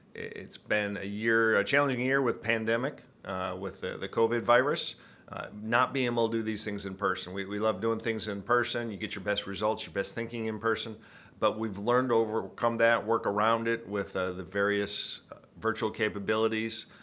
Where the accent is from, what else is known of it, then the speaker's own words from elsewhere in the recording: Midland, Michigan, United States; accent: Michigan; I'm from Midland, Michigan, right in the center of the state. Uh, grew up there